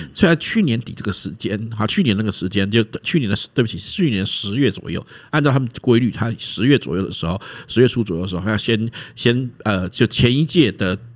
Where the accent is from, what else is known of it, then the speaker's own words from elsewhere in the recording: Taiwan; 我们台湾人